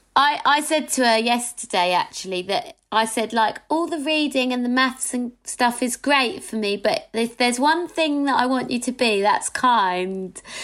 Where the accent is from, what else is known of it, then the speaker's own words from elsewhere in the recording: London, United Kingdom; growing up in Hackney it was like diverse and mixed